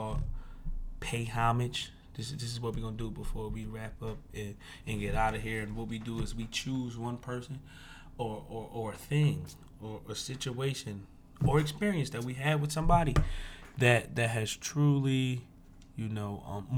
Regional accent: Charlotte, North Carolina, United States; I was born in Charlotte

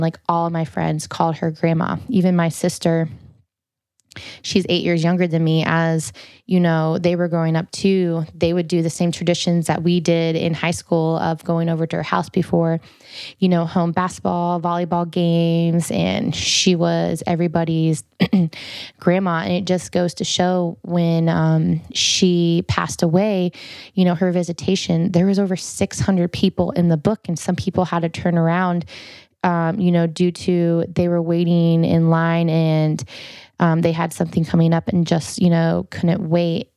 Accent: Farmington, Iowa, United States; we were out in the middle of nowhere because I'm from Farmington, Iowa.

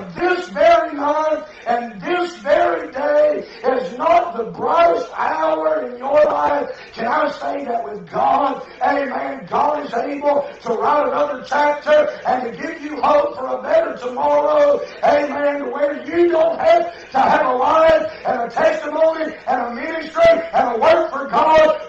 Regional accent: the Bible Belt, the South, United States; now in South Carolina, United States; I was born in the Bible Belt

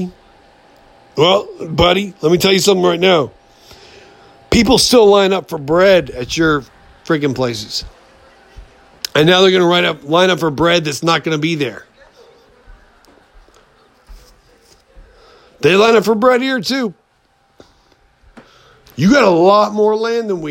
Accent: United States; as the American people

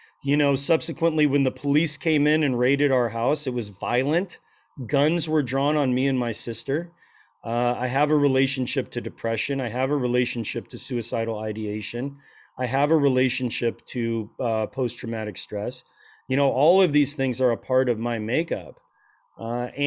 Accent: Portland, Oregon, United States; now in Phoenix area (Valley of the Sun), United States; everybody else looked like a hippie biker, you know, where I grew up in Portland.

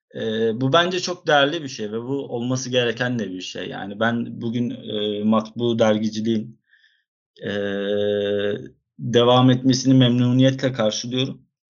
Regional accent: Izmir, Turkey; also born or lived in Istanbul

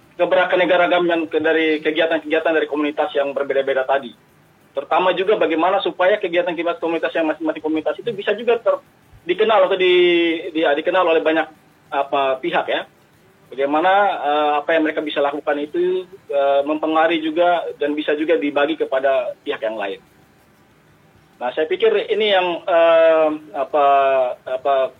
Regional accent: Papua, Indonesia; kita orang Papua sendiri

